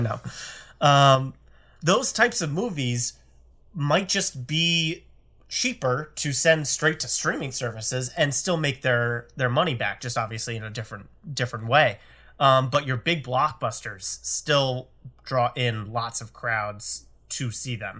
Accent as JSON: {"language": "English", "region": "Connecticut", "country": "United States", "tie": "born or raised there", "said": "I grew up in Connecticut, and I'm pretty sure we only had one or two in the entire state at one point when I was going through high school"}